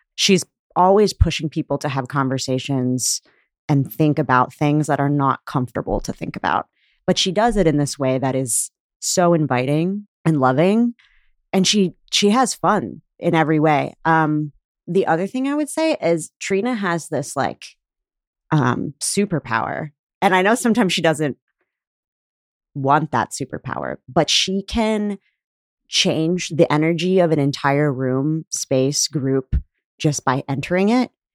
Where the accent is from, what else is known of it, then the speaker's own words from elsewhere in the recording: Pittsburgh, Pennsylvania, United States; moved away as an adult; now in Chicago, United States; I grew up in Pittsburgh, and I'm Pakistani